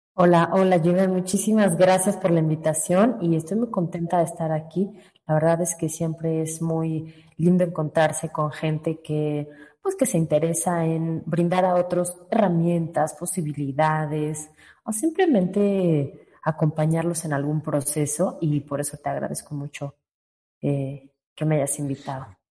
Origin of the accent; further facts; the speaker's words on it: Guadalajara, Jalisco, Mexico; moved away; Soy tapatía, aunque ya vivo aquí desde hace mucho tiempo.